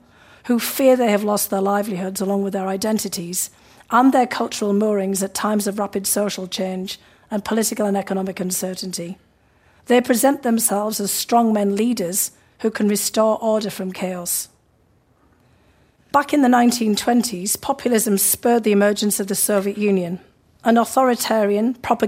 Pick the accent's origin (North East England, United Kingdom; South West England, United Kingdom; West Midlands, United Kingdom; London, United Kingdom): North East England, United Kingdom; near Newcastle upon Tyne; moved away as an adult; now in United States; in the northeast of England, not far from my hometown